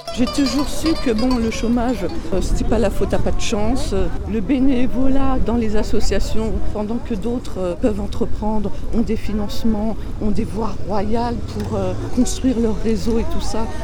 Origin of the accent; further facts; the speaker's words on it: Paris, Île-de-France, France; also born or lived in Guadeloupe (parents' origin); on a grandi, mes frères et sœurs et moi-même, dans un, ce qui s'appelle un, ghetto, une cité sordide du 20e arrondissement.